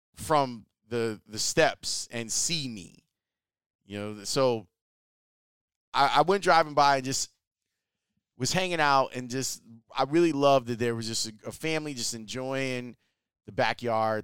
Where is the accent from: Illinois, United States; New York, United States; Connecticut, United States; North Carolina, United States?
Illinois, United States; Chicago; also born or lived in Flossmoor, Illinois; I grew up in Roseland, or I guess technically Washington Heights. A hundred and twelfth and Halsted, around there is where I grew up